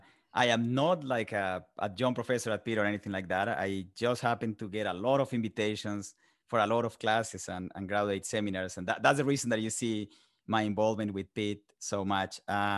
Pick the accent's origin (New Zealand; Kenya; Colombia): Colombia; English is a second language; moved away as an adult; now in United States; I'm originally from Colombia, South America. I was born and raised there. Spent the first 20 years of my life there. Started my career, did my undergrad there, and then came to the United States.